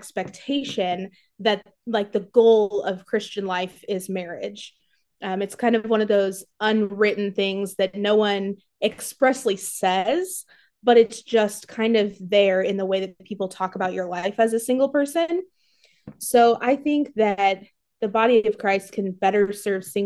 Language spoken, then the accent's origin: English; Warsaw, Indiana, United States; also born or lived in California; I am from Warsaw, Indiana